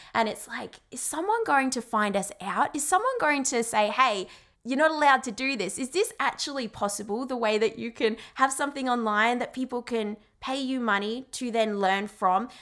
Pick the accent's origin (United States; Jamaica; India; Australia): Australia; I'm Australian